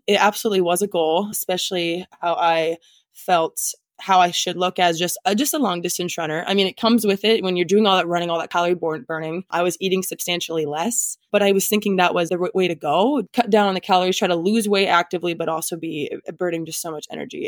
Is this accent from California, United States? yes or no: no; Nebraska, United States; moved away as an adult; now in Minnesota, United States; I'm originally from Nebraska